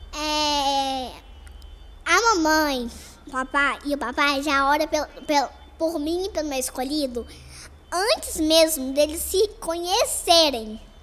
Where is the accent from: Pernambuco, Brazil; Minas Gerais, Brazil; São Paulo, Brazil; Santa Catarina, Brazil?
Minas Gerais, Brazil; Belo Horizonte; lá na minha cidade, em Belo Horizonte, onde eu nasci